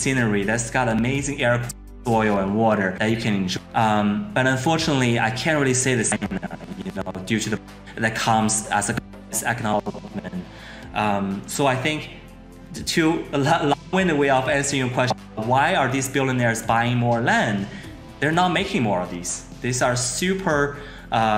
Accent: China; I'm from China

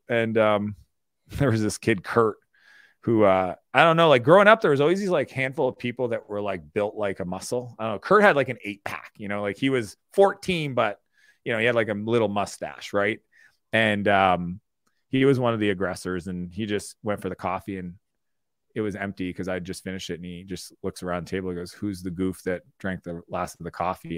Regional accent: Moncton, New Brunswick, Canada; I grew up in Eastern Canada in a small town called Moncton, New Brunswick.

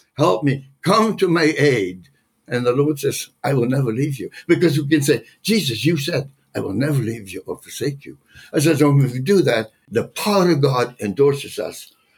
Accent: Netherlands; moved away; I was born in the Netherlands

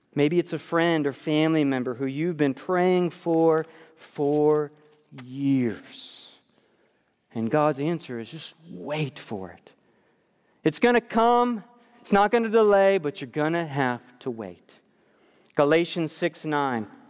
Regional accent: New York, United States; moved away; my life growing up in New York

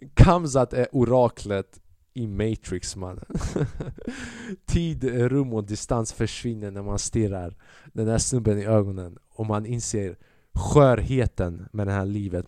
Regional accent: Sweden; Jag är född i Sverige.

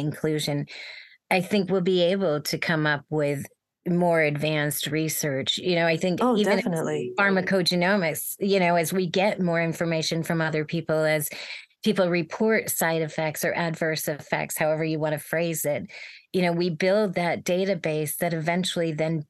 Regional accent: Bay Area, Silicon Valley, California, United States; I grew up in the Bay Area in Silicon Valley

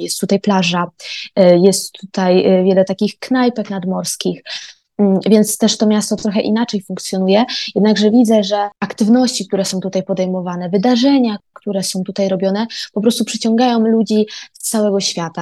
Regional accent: Koszalin, West Pomeranian Voivodeship, Poland; moved away as an adult; also born or lived in Poznań; now in Stralsund, Germany; Pochodzę z Koszalina, a mieszkam ostatnie dwa lata w Poznaniu

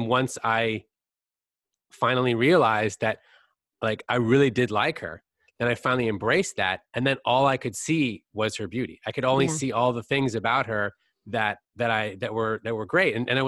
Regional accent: California, United States; I grew up in Northern California where there's a lot of focus on people that are like these tanned, yes.

